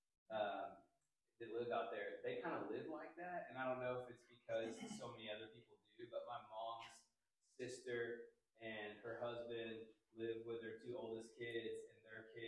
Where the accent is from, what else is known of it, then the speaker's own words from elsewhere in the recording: Phoenix, Arizona, United States; moved away; I lived in Arizona, I grew up in Phoenix